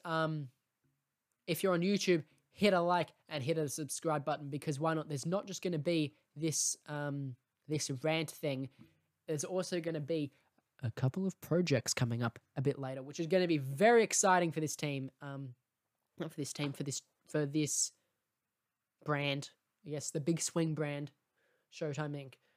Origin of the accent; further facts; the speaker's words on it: Australia; as an Australian